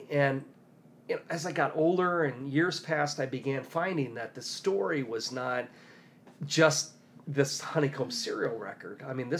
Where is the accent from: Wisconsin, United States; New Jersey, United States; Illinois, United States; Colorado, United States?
Illinois, United States; Decatur; I grew up near Decatur, Illinois.